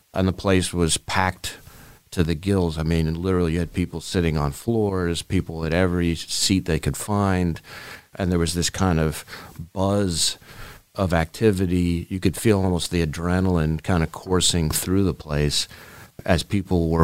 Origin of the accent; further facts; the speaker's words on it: New York City, New York, United States; moved away; I grew up in Manhattan, in New York City